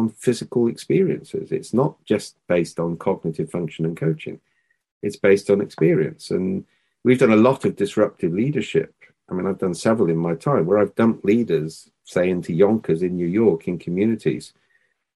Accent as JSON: {"language": "English", "region": "Wales", "country": "United Kingdom", "said": "we're Welsh"}